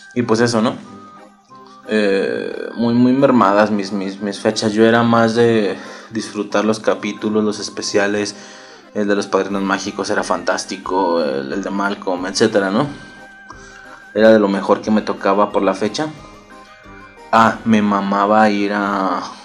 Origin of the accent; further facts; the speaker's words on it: Mexico; Hablo de México, somos de México